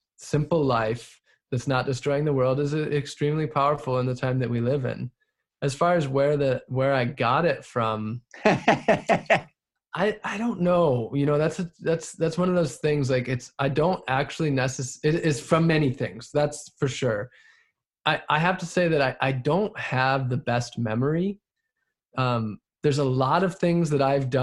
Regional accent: Wisconsin, United States; moved away as an adult; also born or lived in Southern California; I grew up in Wisconsin

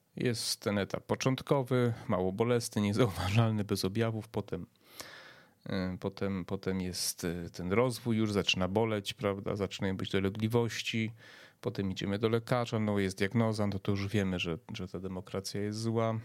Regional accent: Przemyśl, Subcarpathian Voivodeship, Poland; ja pochodzę z Przemyśla

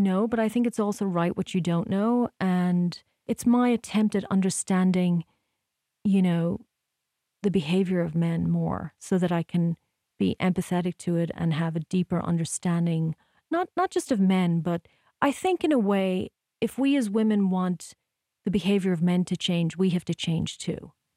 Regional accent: Ireland; moved away as an adult; also born or lived in New York; now in United States; growing up in Ireland

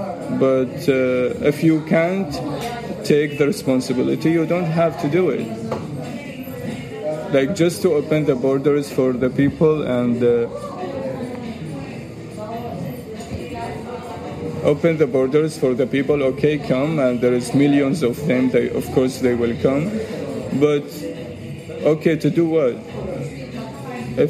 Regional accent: Syria; now in Turkey; I'm from Syria

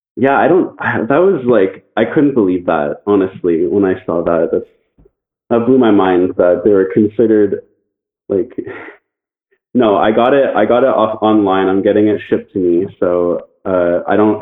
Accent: Canada; I'm from Canada

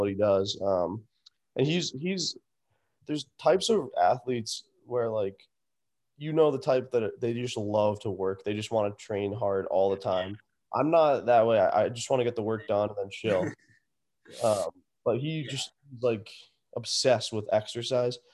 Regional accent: Wilton, Connecticut, United States; that's my hometown

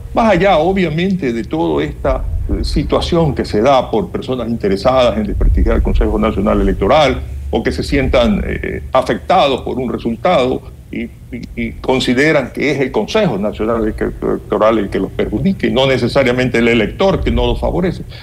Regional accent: Ecuador; nosotros como ecuatorianos

